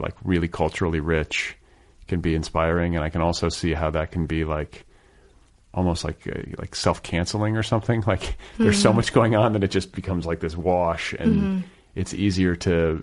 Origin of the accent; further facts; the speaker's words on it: Indiana, United States; moved away; the neighborhood I grew up in Indiana